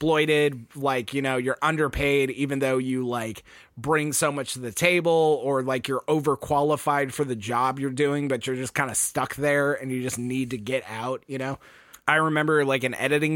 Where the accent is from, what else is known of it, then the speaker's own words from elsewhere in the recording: Texas, United States; we're from Texas, so I just put that hard A in everything